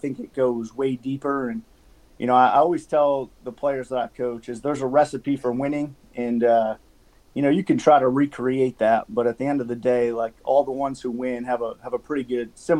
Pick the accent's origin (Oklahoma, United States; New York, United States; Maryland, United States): New York, United States; just west of Albany; moved away; also born or lived in Vermont; I grew up in New York, just west of Albany